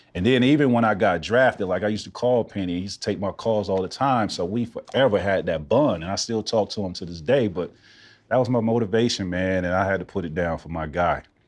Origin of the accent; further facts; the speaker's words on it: Central Florida, United States; moved away as an adult; growing up in Central Florida